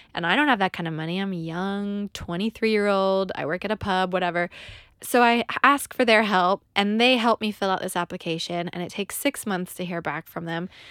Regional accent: California, United States; moved away as an adult; now in London, United Kingdom; we immigrated to London. I'm from California

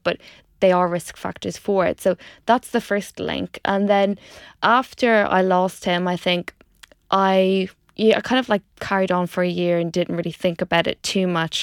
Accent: Dundalk, Leinster, Ireland; moved away as an adult; also born or lived in Pontypridd, Wales; if you haven't already guessed from the accent, I grew up in Ireland in a place called Dundalk

